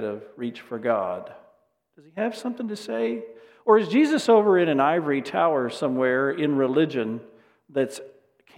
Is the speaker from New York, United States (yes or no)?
no; Dallas, Texas, United States; I grew up in the Dallas area.